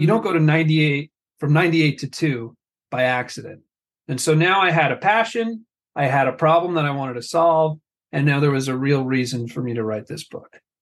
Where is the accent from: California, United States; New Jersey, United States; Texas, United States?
New Jersey, United States; I am Italian. I grew up in North Jersey